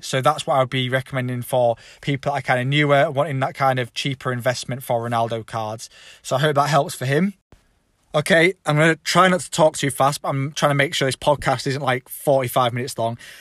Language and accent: English; England, United Kingdom; I'm English